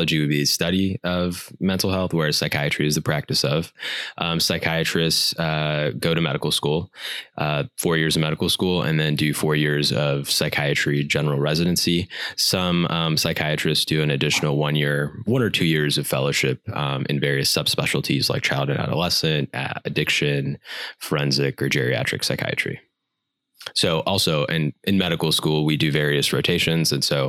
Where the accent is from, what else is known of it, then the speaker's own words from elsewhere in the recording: United States; growing up as an Indian American